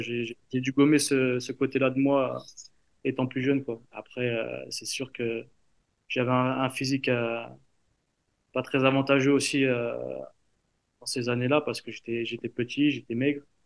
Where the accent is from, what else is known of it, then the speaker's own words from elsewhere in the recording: Paris, Île-de-France, France; now in Strasbourg, France; je suis parisien